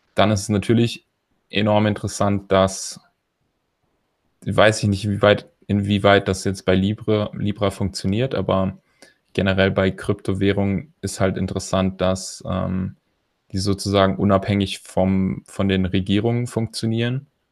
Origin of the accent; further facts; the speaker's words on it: Germany; als Deutscher